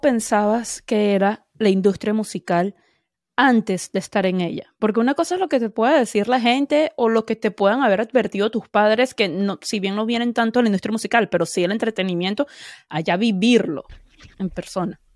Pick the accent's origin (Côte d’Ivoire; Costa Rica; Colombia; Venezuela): Venezuela; Como buena venezolana